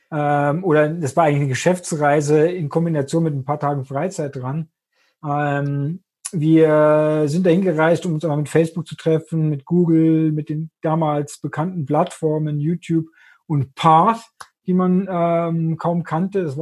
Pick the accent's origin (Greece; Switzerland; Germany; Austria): Austria; bin Österreicher, auch wenn man es nicht hört